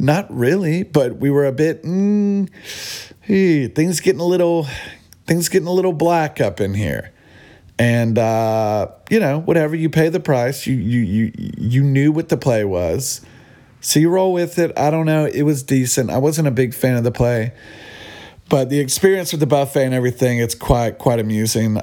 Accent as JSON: {"language": "English", "country": "United States", "said": "We're from America"}